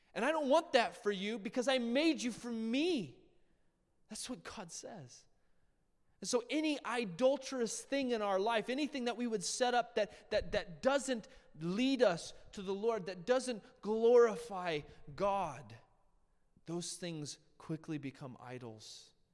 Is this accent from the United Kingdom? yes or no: no; United States; we as Americans